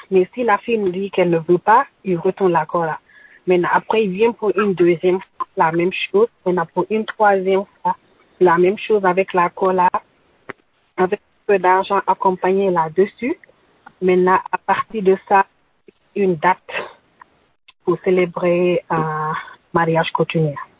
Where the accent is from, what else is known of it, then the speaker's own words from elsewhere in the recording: Tambacounda, Tambacounda Region, Senegal; Je viens du Sénégal, plus précisément à Tambacounda, au fond du Sénégal